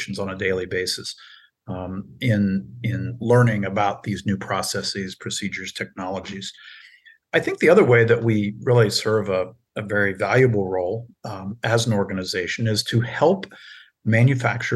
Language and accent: English; Circleville, Ohio, United States; moved away; my hometown of Circleville, Ohio